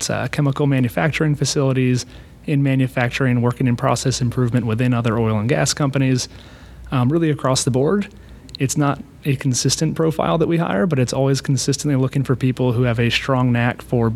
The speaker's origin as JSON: {"language": "English", "town": "Austin", "region": "Texas", "country": "United States", "tie": "born or raised there", "also_born_or_lived": "North Carolina", "moved": "as an adult", "said": "I was born and raised in Austin, so it has a special place."}